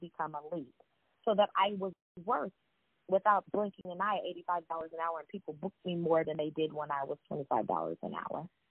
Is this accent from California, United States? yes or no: yes; Sacramento, California, United States; moved away as an adult; also born or lived in New York; I was from Sacramento, I come from Sacramento, California